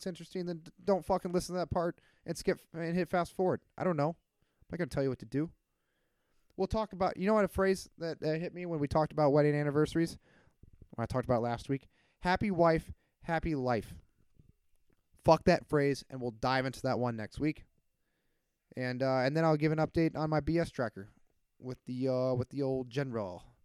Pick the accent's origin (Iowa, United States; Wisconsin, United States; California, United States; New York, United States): Iowa, United States; my hometown heroes from Iowa